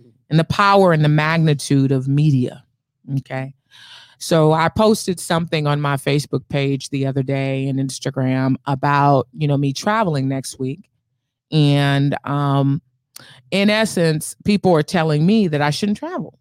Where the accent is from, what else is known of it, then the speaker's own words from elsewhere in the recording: Bay Area, California, United States; me and my brother are from the Bay Area.